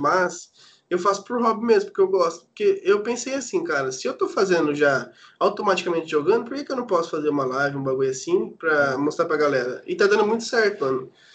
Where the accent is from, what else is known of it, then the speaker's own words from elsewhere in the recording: São Paulo, Brazil; now in Japan; eu sou de São Paulo, né, mano? Então tem uma gíria paulista